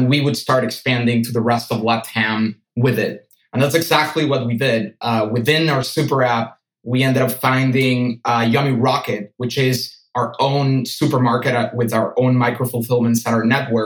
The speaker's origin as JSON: {"language": "English", "country": "Venezuela", "tie": "born or raised there", "also_born_or_lived": "United States", "moved": "as an adult", "said": "I was born and raised in Venezuela before moving to the US"}